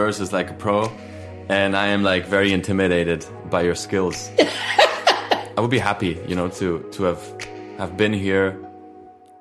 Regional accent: Spain; English is a second language; I'm the Spanish guy here, you know. This is not my native language.

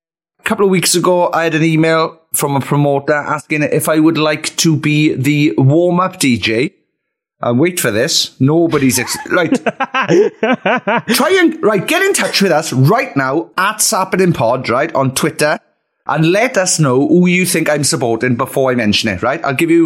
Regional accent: South Wales, United Kingdom; I grew up in South Wales

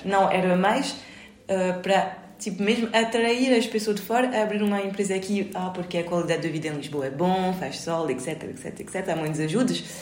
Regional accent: France; Portuguese is a second language; moved away as an adult; now in Portugal; eu aprendi o português há muito tempo, quando eu era pequeno, mas como depois eu sempre vivia em França e nunca pratiquei, eu perdi tudo.

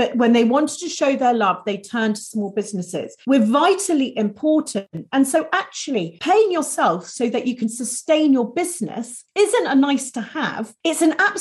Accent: United Kingdom; we're very British sometimes

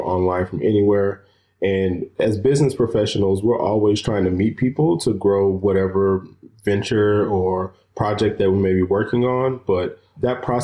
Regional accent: Chattanooga, Tennessee, United States; moved away as an adult; also born or lived in Bluefield, Virginia; born and raised from Chattanooga, Tennessee, and grew up there my whole life.

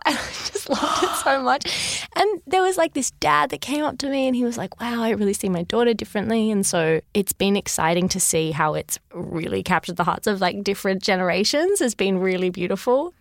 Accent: Sydney, New South Wales, Australia; I grew up in Sydney.

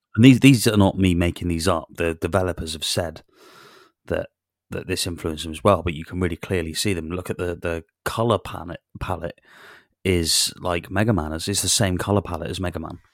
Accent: Newtown, Wales, United Kingdom; hilltop honey is produced in Newtown. which is my, my hometown

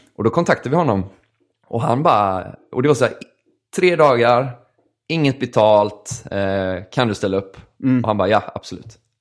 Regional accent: Gothenburg, Västra Götaland, Sweden; also born or lived in Kalmar; jag var hemma i Göteborg

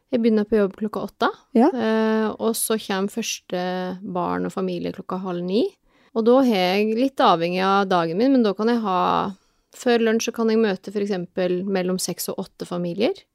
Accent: Telemark, Norway; now in Oslo, Norway; jeg er fra Telemark opprinnelig. Men jeg har bodd i Oslo siden 1996

